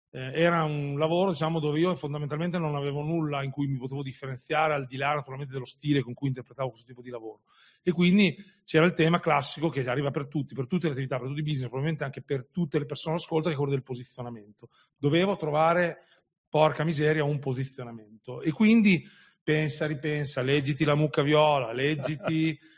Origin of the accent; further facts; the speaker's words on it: Emilia-Romagna, Italy; una trasmissione locale qui in Romagna, io sono romagnolo anche se non si sente